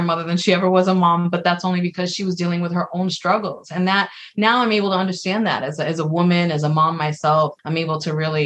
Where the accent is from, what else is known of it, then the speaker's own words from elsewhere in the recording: New York City, New York, United States; I grew up, I'm from the Bronx, and my mom was for the most part a single mother.